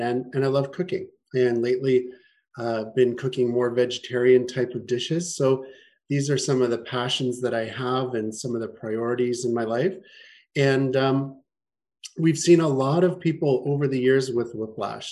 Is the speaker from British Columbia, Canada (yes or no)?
no; Winnipeg, Manitoba, Canada; moved away as an adult; also born or lived in Toronto; now in Kelowna, Canada; I'm from Winnipeg originally. That's where I grew up.